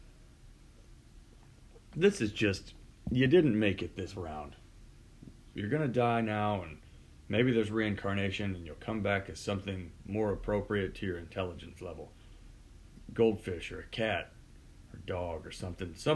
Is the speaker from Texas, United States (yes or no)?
yes; Houston, Texas, United States; moved away; I'm from Houston